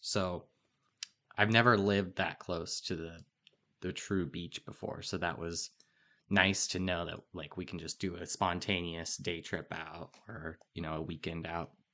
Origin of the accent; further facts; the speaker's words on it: Oregon, United States; I was growing up in Oregon